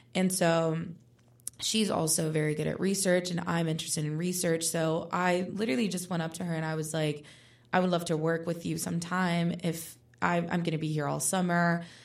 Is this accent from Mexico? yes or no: no; Puerto Rico; moved away as an adult; now in Pittsburgh, United States; I was born and raised in Puerto Rico, but now I'm here in Pittsburgh pursuing my undergraduate degree at Pitt